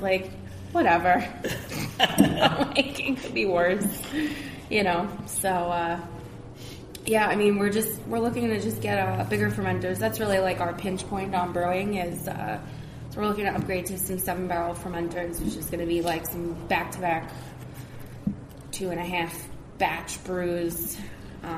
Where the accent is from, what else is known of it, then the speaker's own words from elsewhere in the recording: Islip, New York, United States; we grew up in Islip